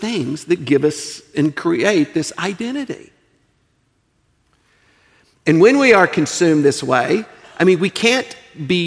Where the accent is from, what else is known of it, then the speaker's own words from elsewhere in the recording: United States; also born or lived in Eastern Europe; I'm an American